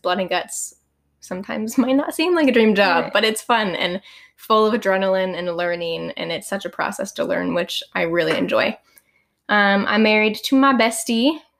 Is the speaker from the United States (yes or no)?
yes; Oregon, United States; moved away as an adult; now in Arizona, United States; I am actually from Oregon. Moved to Arizona a couple years ago for college.